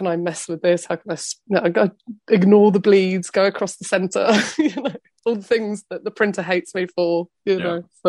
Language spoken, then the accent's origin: English; London, United Kingdom; I'm a Londoner